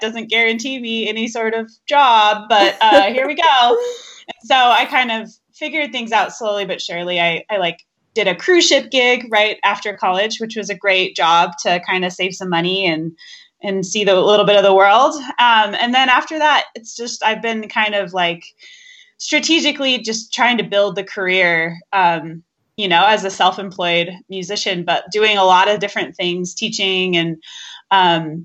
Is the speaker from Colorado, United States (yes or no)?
yes; Denver, Colorado, United States; also born or lived in Boulder, Colorado; I'm from Denver, Colorado, which is where I'm currently based out of.